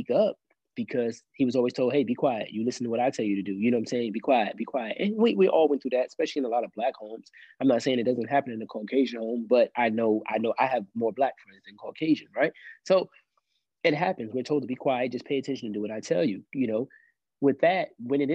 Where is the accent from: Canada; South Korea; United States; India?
United States; New York City, New York; now in Columbia, South Carolina, United States; I grew up in Brooklyn, New York, mostly